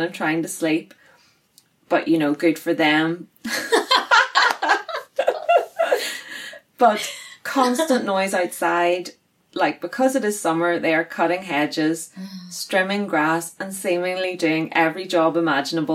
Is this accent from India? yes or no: no; Northern Ireland, United Kingdom; we are Northern Irish girls with weird accents